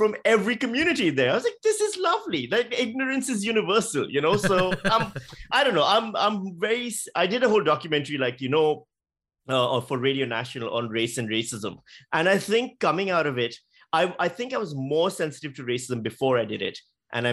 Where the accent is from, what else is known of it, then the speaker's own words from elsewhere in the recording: Karachi, Sindh, Pakistan; moved away as an adult; now in Australia; as a Pakistani guy who grew up in Pakistan